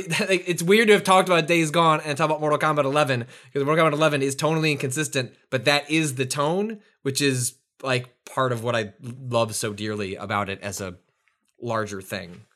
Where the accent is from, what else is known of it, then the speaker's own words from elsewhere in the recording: Chicago, Illinois, United States; growing up in the Northwest suburbs of Chicago